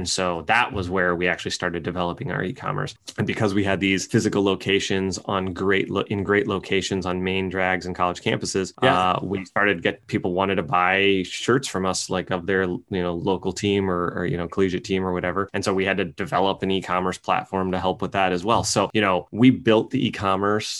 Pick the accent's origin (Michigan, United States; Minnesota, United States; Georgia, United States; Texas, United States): Michigan, United States; East Lansing; also born or lived in West Lafayette, Indiana / Ann Arbor, Michigan / Berkeley, California; Raised in right outside of East Lansing, Michigan, where Michigan State University is